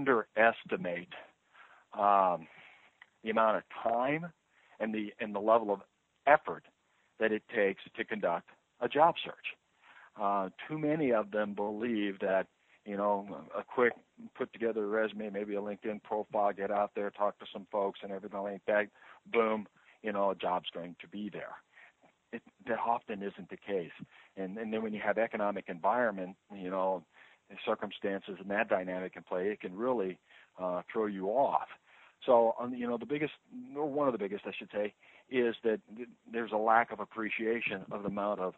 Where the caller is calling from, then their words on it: Overland Park, Kansas, United States; Oh, I'm in the Kansas City, Missouri area. There's a suburb of Overland Park, which is in the southwest quadrant of the metro area.